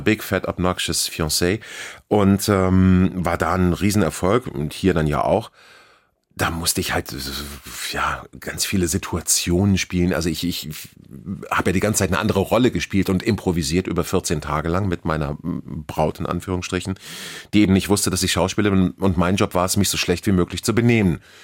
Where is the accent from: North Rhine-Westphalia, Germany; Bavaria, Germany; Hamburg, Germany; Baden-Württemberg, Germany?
Hamburg, Germany; hier geboren, hier aufgewachsen, nie weg gewesen